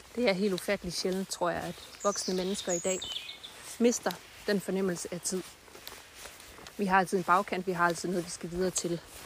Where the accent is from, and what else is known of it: Denmark